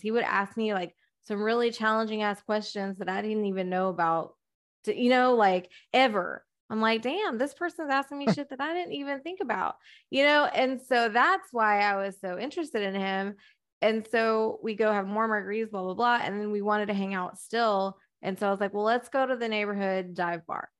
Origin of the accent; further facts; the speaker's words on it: Texas, United States; I'm from Texas, we go deer hunting